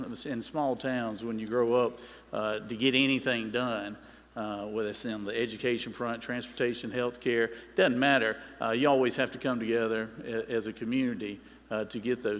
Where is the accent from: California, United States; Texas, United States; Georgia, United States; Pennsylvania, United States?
Georgia, United States; Middle; I grew up in Middle Georgia, sixth generation Georgian, born and raised there.